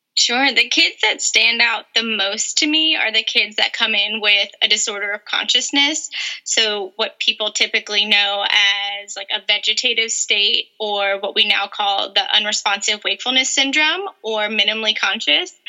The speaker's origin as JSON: {"language": "English", "region": "North Carolina", "country": "United States", "tie": "born or raised there", "also_born_or_lived": "New York", "moved": "as an adult", "lives_now": "San Diego, United States", "said": "I was born in New York and then moved to North Carolina when I was eight years old. So I grew up in North Carolina"}